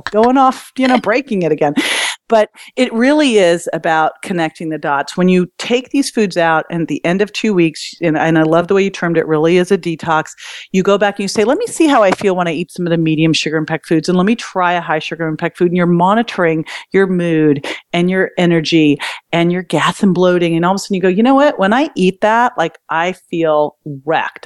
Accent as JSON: {"language": "English", "town": "Berkeley", "region": "California", "country": "United States", "tie": "born or raised there", "said": "I grew up in Berkeley"}